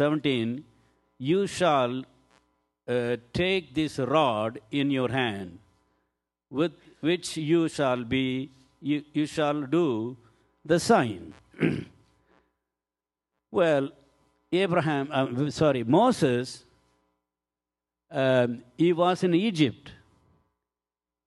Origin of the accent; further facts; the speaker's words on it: India; I'm Indian man